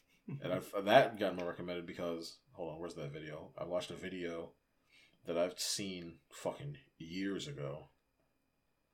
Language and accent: English; New Jersey, United States; we're from New Jersey.